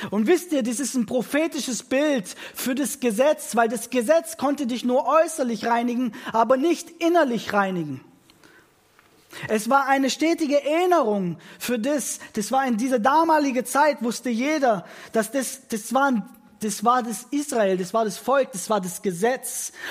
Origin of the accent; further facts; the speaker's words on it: Italy; Ich bin in ein italienisches Elternhaus aufgewachsen, selbst bin Italiener